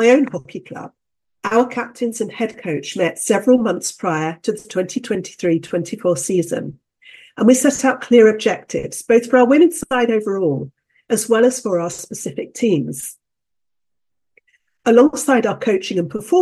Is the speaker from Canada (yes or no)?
no; United Kingdom; I'm a Brit